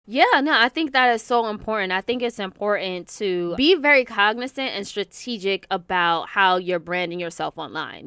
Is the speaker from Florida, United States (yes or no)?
no; New York City, New York, United States; also born or lived in White Plains / Westchester; I'm originally from Queens, born and raised in New York.